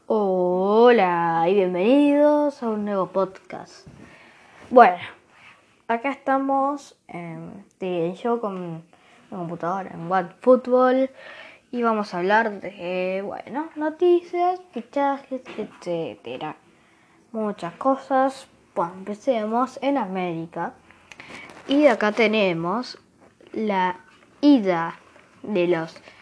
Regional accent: Argentina; yo soy argentino

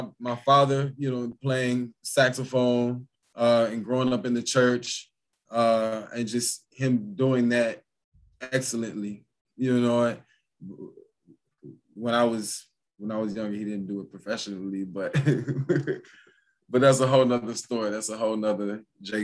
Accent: Lithonia, Georgia, United States; I come from Lathonia, you know. So people from Lathonia, Georgia. So anybody from Atlanta knows, you know, Lathonia is definitely is where I'm from and proud of it

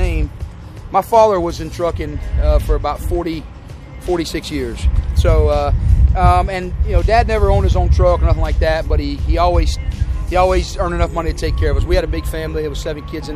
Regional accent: the South, United States; growing up in the South

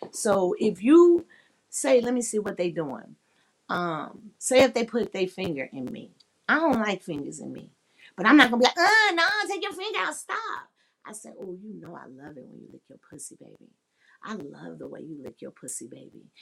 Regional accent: Chicago, Illinois, United States; I'm from the Chi-Town

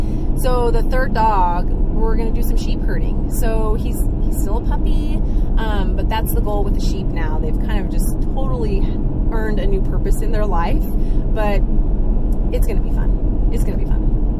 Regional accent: Southern California, United States; moved away as an adult; now in Southwest Colorado, United States; I was born and raised in Southern California, and every time I go back home, I'm like, oh my God, this traffic is horrible. But, you know, I come home to Colorado

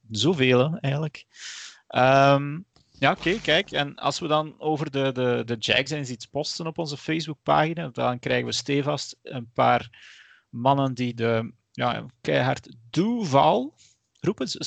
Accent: Flanders, Belgium; Want dat is als Vlaming, als Belg niet eh, vanzelfsprekend.

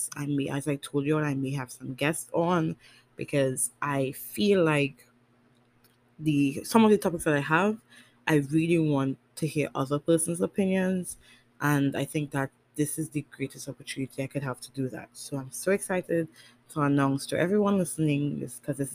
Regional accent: Tobago, Trinidad & Tobago; also born or lived in Trinidad; I'm from Tobago

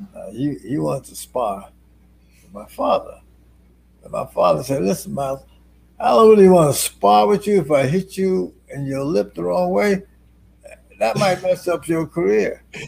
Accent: Youngstown, Ohio, United States; moved away; also born or lived in Jersey City, New Jersey; I was born in Youngstown, Ohio. I came to Jersey City back in 1960

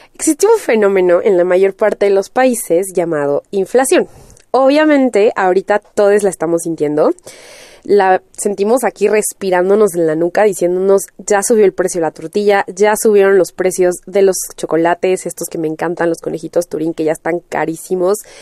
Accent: Mexico; en México ya estábamos acostumbrados

